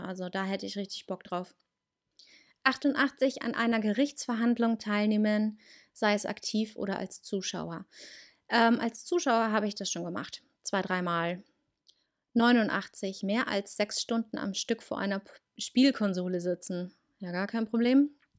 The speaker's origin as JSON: {"language": "German", "town": "Munich", "region": "Bavaria", "country": "Germany", "said": "Bei uns ist ja hier in Bayern Fasching. Und da habe ich das schon gemacht. Ähm, bei uns in München"}